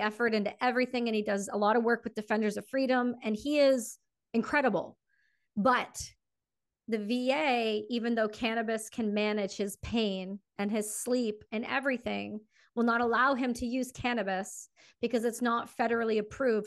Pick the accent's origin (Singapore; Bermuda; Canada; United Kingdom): Canada; me being Canadian